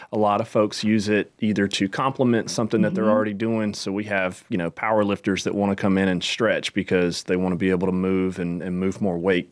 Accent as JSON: {"language": "English", "town": "Mooresville", "region": "North Carolina", "country": "United States", "tie": "born or raised there", "said": "Born and raised in Mooresville."}